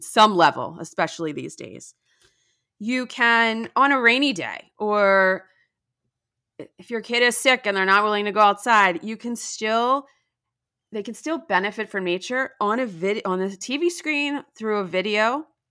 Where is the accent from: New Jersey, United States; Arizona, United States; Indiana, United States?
New Jersey, United States; moved away as an adult; also born or lived in Washington, D.C.; now in Palm Beach County, Florida, United States; I grew up in New Jersey